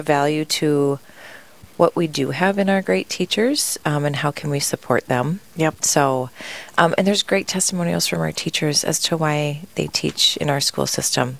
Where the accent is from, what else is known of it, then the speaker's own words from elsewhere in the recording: Tracy, Minnesota, United States; now in Sioux Falls, United States; I grew up in Minnesota and was able to go to my parents sent us to a Catholic elementary in my town of Tracy, Minnesota